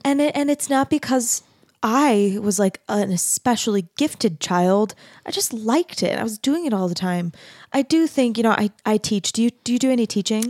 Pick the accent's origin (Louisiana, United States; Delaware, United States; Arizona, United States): Arizona, United States; moved away as an adult; also born or lived in Texas; I grew up in Arizona, which is not, and then I went to school in Texas.